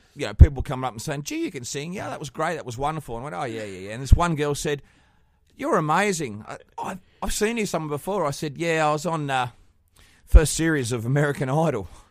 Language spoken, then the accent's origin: English; Australia; I'm from Australia.